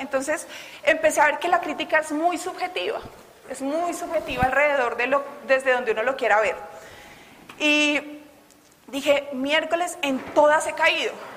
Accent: Bogotá, Colombia; todavía soy muy rola

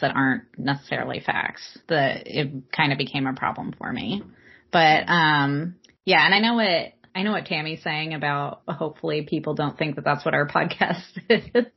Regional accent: Southern California, United States; I'm from Southern California

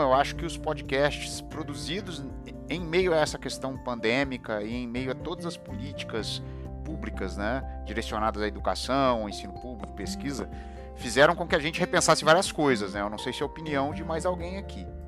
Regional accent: Juiz de Fora, Minas Gerais, Brazil; eu nasci em Juiz de Fora

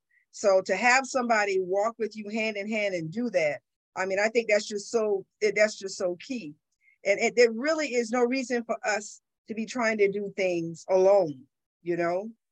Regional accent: Nevada, United States; This is Saturday morning in America. I'm hailing from Nevada.

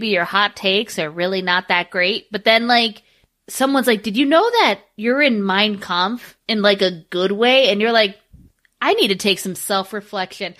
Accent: Central Virginia, United States; I grew up in Central Virginia, which is not the most Virginian part of Virginia.

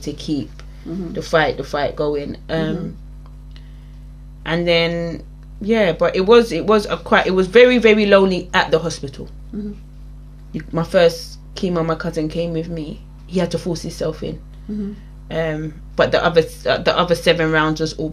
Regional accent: England, United Kingdom; I was born raised in England, my family are very West Indian

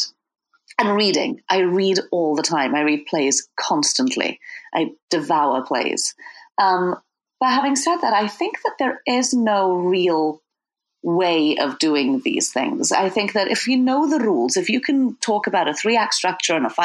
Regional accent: Wales, United Kingdom; now in Brooklyn, United States; I'm from Wales originally

